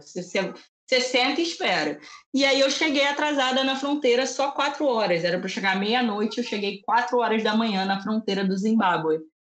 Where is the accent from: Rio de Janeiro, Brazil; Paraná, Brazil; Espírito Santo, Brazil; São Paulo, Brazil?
Rio de Janeiro, Brazil; eu sou do Rio de Janeiro